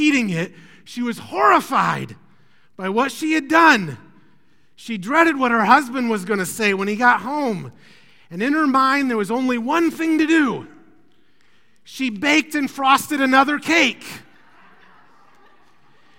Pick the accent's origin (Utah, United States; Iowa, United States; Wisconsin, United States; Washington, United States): Iowa, United States; moved away; I'm from Iowa